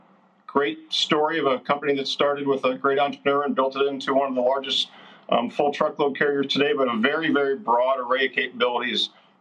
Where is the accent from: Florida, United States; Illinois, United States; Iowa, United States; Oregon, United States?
Iowa, United States; Hey, well, I'm an Iowan, but, you know, I'm over in Wisconsin today